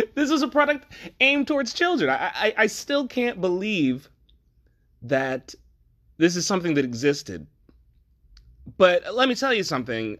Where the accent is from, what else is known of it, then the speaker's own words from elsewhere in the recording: New Jersey, United States; I'm from New Jersey